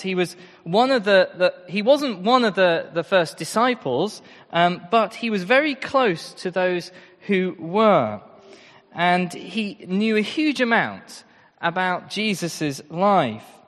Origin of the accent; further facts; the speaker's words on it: Royston, East of England, United Kingdom; I'm from Royston